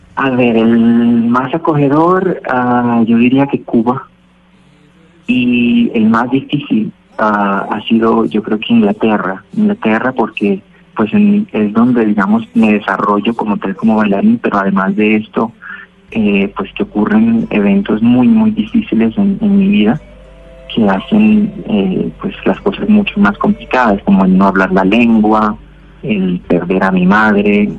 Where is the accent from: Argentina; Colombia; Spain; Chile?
Colombia; Cali, Valle del Cauca; also born or lived in Buenaventura, Colombia; Y después me mudo acá y con, mi familia a, al barrio Agua Blanca